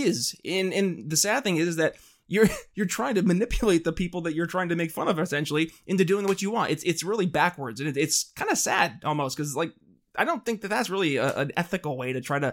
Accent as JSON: {"language": "English", "area": "Thousand Islands area", "region": "upstate New York", "country": "United States", "said": "I'm actually from the country, but more upstate New York area"}